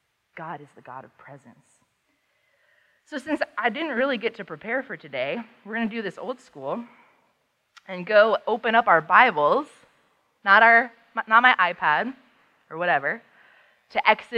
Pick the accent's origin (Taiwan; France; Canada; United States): France; Paris, Île-de-France; also born or lived in Amsterdam / Vienna; I was growing up in Europe at the time. My parents raised us overseas. I am not a military brat, and I'm not a missionary kid.